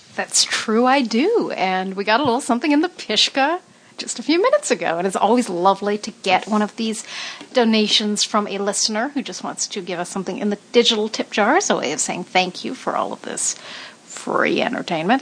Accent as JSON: {"language": "English", "town": "Los Angeles", "region": "California", "country": "United States", "tie": "born or raised there", "said": "As a kid in Hollywood"}